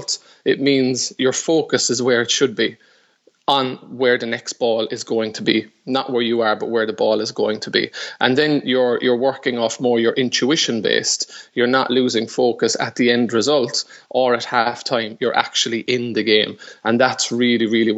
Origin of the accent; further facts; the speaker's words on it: Ireland; I would have had a very, very strong sporting background since the very early years in that chaotic Irish sport called hurling